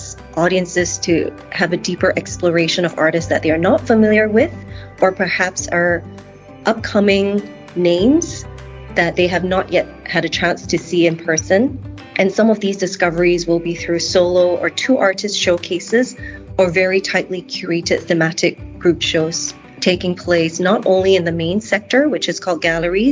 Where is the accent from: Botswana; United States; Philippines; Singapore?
Singapore; I'm Singaporean